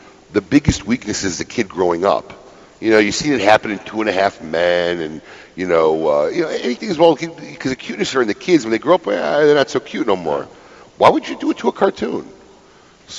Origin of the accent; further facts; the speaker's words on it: Illinois, United States; now in Florida, United States; I grew up in the Midwest in Illinois